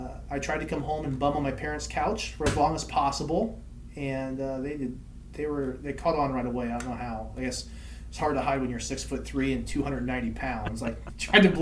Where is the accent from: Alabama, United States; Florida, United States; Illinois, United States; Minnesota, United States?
Illinois, United States; Gibson City; I'm a stone's throw from Bloomington, is where I was born and raised, in Gibson City, Illinois.